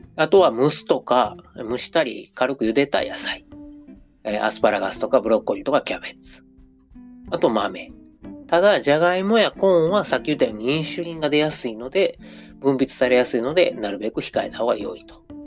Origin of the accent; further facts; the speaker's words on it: Osaka, Japan; accent: Osaka dialect; 僕が大阪弁で読んでも